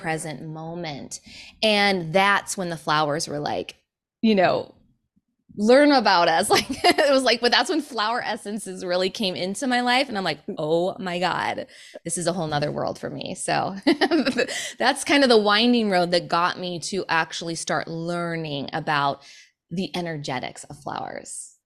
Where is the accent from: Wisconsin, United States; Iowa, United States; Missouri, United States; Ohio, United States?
Iowa, United States; Sioux City; moved away; We grew up in Sioux City, Iowa